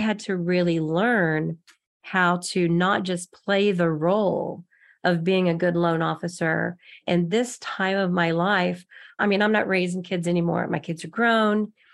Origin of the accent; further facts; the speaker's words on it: Texas, United States; moved away as an adult; now in Kansas City, United States; I'm from Texas